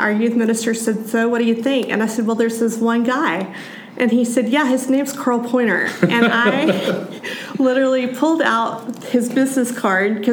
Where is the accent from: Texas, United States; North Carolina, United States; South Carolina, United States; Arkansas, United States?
Texas, United States; Dallas; also born or lived in Washington, D.C.; I grew up in Dallas